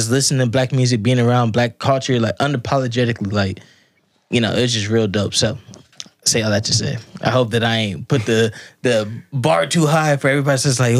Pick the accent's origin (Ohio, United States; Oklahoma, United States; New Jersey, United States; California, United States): Ohio, United States; Columbus; I grew up on the South Side